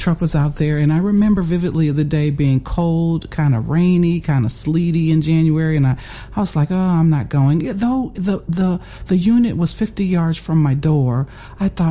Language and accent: English; Fort Wayne, Indiana, United States; Born and raised in Fort Wayne, attended Elmhurst High School